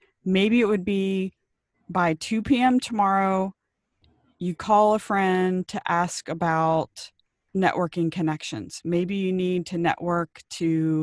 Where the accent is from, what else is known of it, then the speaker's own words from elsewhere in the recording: Cincinnati, Ohio, United States; now in Maui, United States; I grew up in Cincinnati